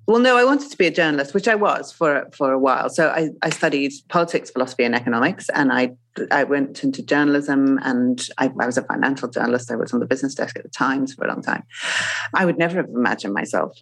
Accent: Zimbabwe; moved away; I grew up in Zimbabwe

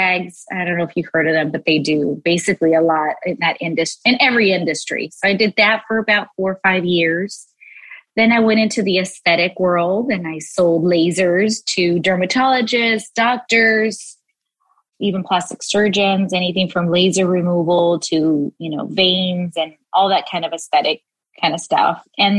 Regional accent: South Gate, California, United States; also born or lived in Los Angeles, California; And then I moved around a little bit, ended up in Southgate. And that's where I mostly grew up, was raised in Southgate

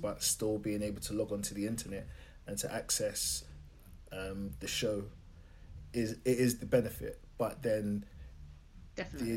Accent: London, United Kingdom; I'm coming from Lewisham. It's not predominantly black, but it's still classed as an urban area

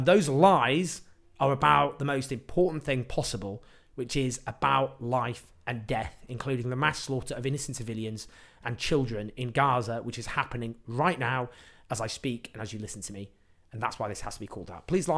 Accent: Sheffield, Yorkshire and the Humber, United Kingdom; born there; Louise Haig represents the seat I was born in Sheffield.

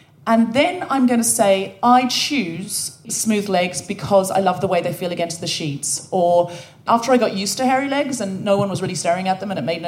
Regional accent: Australia; now in United Kingdom; never went back to Australia to live, and always figured that though I felt more British, identify as British, that there was a little bit of Australian still in me.

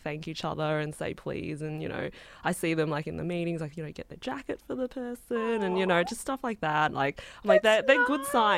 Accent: Australia; I grew up in Australia, but my background is Chinese

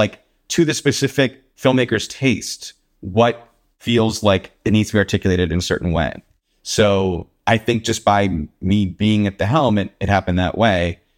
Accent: Willow Grove, Pennsylvania, United States; moved away; also born or lived in Los Angeles; I grew up around Willow Grove, um, and went to Cheltenham High School

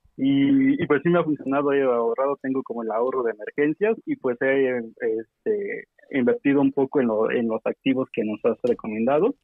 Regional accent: Oaxaca, Mexico; now in Mexico City, Mexico; soy de Oaxaca

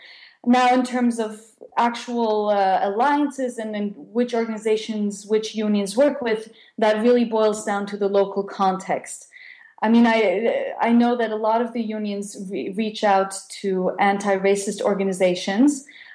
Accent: Switzerland; Well, the Swiss community is one that actually feels quite safe and has a long-standing and also stable communal life. And so also my experience of growing up Jewish has been very positive. I actually did grow up in a small town where there was no big Jewish

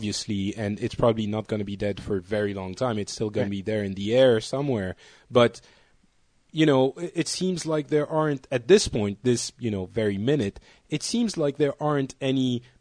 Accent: France; also born or lived in Lebanon

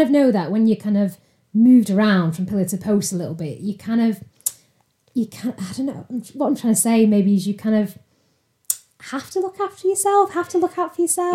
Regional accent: Salford, North West England, United Kingdom; moved away as an adult; now in Altrincham, United Kingdom; I'm from Salford originally

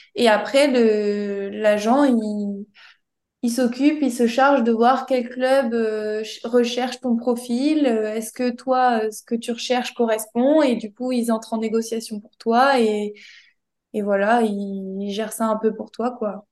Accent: near Toulouse, Occitania, France; je suis originaire de Toulouse, donc pas loin de Toulouse.

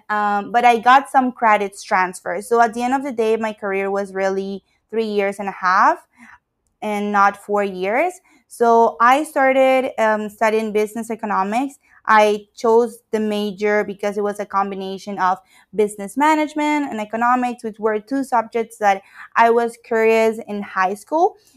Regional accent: Ecuador; moved away as an adult; now in Canada; I am from Ecuador, and I moved to Canada for studies

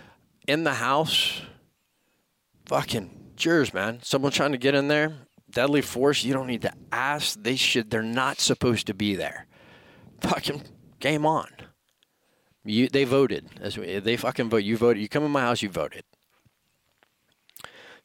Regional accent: Florida, United States; Florida, my home state

